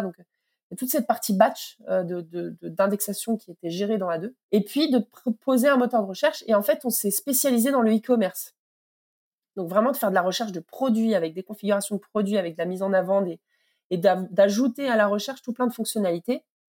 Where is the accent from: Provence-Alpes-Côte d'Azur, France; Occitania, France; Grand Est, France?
Occitania, France; Toulouse; Je suis euh, toulousaine